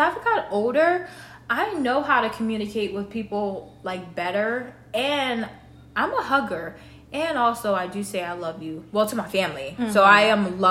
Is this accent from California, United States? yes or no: no; Delaware, United States; I'm from Delaware.